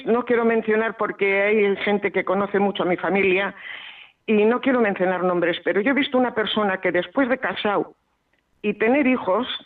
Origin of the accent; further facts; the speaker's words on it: Bilbao, Basque Country, Spain; soy de Bilbao.